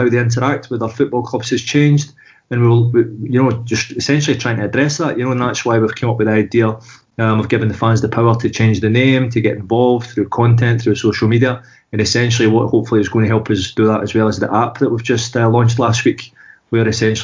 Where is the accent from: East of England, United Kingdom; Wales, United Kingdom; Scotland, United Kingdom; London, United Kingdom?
Scotland, United Kingdom; Glasgow; moved away as an adult; also born or lived in Paris, France; now in France; So I'm from Glasgow, I live in France. I've lived in France for the last 16 years